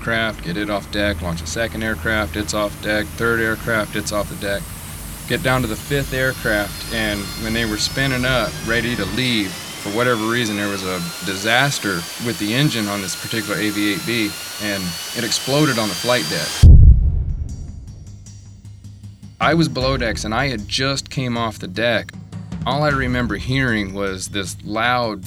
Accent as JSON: {"language": "English", "town": "Trafalgar", "region": "Indiana", "country": "United States", "tie": "born or raised there", "moved": "as an adult", "said": "I'm originally from Trafalgar, Indiana"}